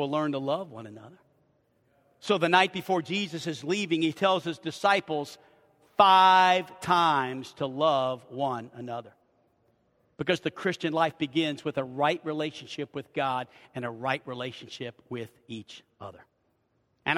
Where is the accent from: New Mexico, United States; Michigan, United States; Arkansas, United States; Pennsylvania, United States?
Arkansas, United States; We're from Arkansas